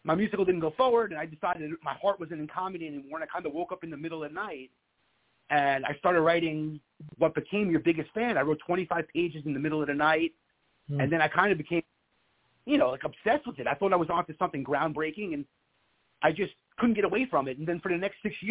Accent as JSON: {"language": "English", "area": "Long Island", "region": "New York", "country": "United States", "tie": "born or raised there", "also_born_or_lived": "Manhattan, New York", "moved": "as an adult", "lives_now": "Florida, United States", "said": "growing up in Long Island and living in Manhattan for 10 years"}